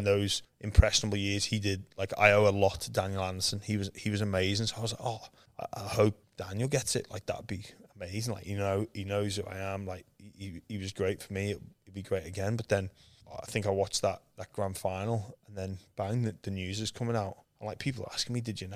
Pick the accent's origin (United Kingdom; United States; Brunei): United Kingdom; England; moved away as an adult; when I was growing up in England